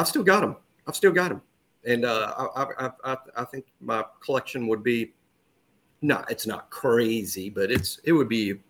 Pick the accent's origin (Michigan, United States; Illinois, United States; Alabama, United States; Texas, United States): Alabama, United States; Saraland; harp on my hometown, but another 10th grader from Saraland was offered.